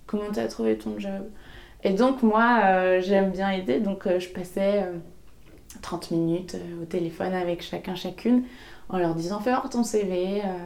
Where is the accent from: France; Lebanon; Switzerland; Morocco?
France; Segré, Pays de la Loire; je suis née à Segré, je le dis tout le temps parce que c'est très important pour moi de, d'expliquer que je viens de, du Maine-et-Loire, euh, à côté d'Angers, parce que c'est là que j'ai grandi